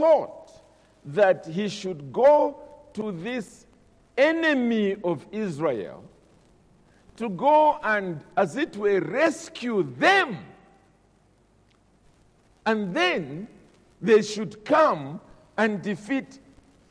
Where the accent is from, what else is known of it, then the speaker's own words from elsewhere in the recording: Zambia; I'm a Zambian. I'm from Zambia.